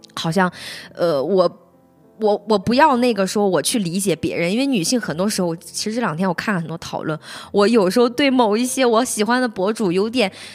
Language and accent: Chinese; Henan, China; 我也是河南人